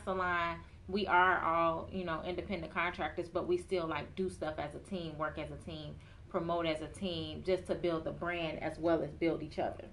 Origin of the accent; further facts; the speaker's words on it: Chicago, Illinois, United States; also born or lived in Atlanta; I was born and raised in Chicago